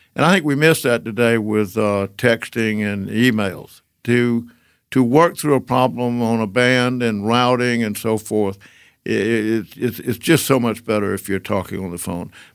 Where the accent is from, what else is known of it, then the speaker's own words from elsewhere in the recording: Georgia, United States; moved away as an adult; also born or lived in Decatur, Georgia / Atlanta; young kid growing up in Georgia